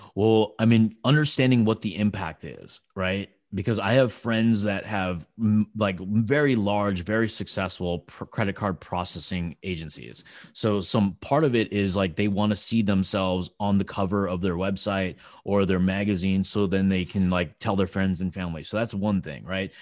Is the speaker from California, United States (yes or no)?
yes; California, United States; I'm from California